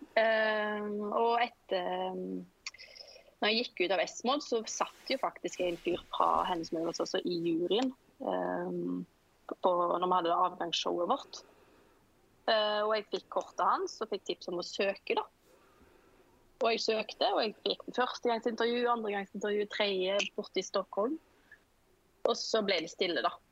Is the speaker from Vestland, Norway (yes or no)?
yes; Sveio, Vestland, Norway; moved away as an adult; now in Oslo, Norway; jeg kommer fra Sveio i Sunnhordaland. Men jeg holder til i Oslo. Her har jeg bodd nå i 15-16 år